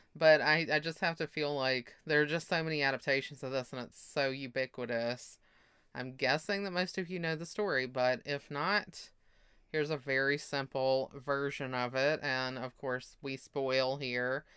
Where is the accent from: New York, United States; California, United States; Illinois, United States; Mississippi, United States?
Mississippi, United States